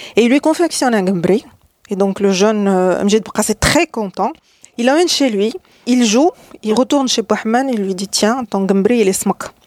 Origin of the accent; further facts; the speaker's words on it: Salé, Rabat-Salé-Kénitra, Morocco; je, suis né, j'ai grandi à Salé